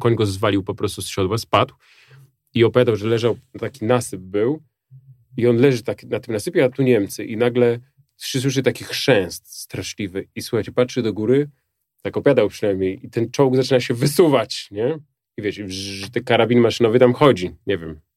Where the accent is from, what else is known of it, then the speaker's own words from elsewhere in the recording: Warsaw, Masovian Voivodeship, Poland; moved away; do tego swojego haimatu na ten Ursunów